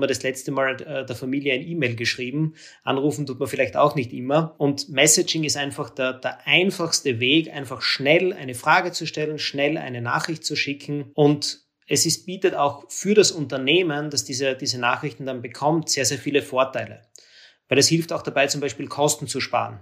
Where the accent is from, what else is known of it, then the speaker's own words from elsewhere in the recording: Austria; für mich als Österreicher